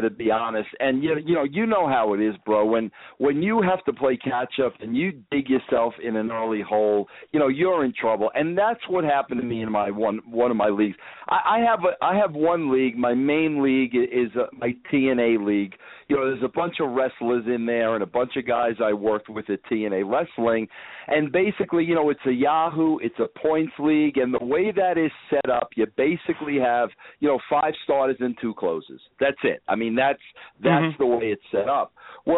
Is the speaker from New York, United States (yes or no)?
yes; Long Island, New York, United States; also born or lived in Brooklyn; I grew up in New York, Long Island